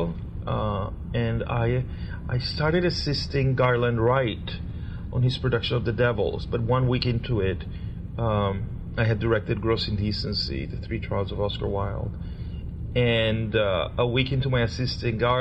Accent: Caracas, Capital District, Venezuela; moved away; I was born in Caracas, Venezuela

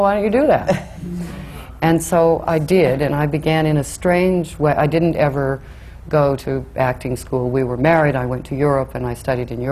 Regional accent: Oakland, California, United States; moved away; I grew up in California, in Oakland, California

